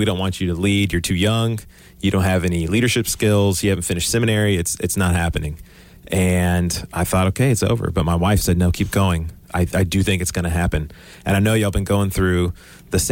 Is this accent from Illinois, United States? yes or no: no; Houston, Texas, United States; I'm from Texas, born in Houston. I've never left the Houston area